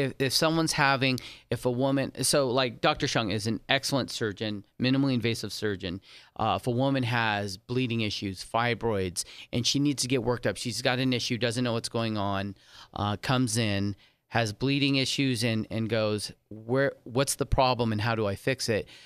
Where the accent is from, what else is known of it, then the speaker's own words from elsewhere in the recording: San Diego, California, United States; also born or lived in Saint Martin; now in Las Vegas, United States; I was, um, raised in San Diego, California